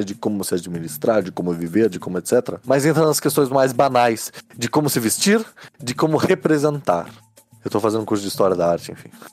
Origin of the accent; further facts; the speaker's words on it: Brazil; Como nós somos brasileiros